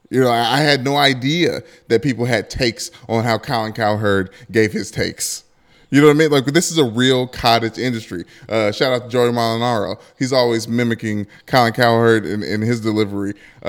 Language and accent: English; Detroit, Michigan, United States; growing up in Detroit